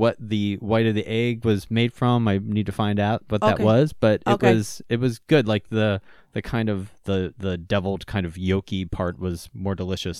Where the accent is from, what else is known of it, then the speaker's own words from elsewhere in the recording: Pittsburgh, Pennsylvania, United States; moved away; I'm originally from Pittsburgh